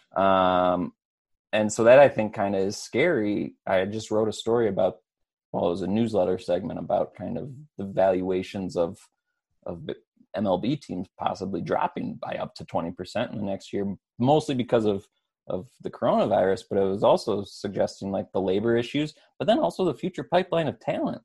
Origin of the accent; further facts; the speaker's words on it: West Michigan, United States; growing up in West Michigan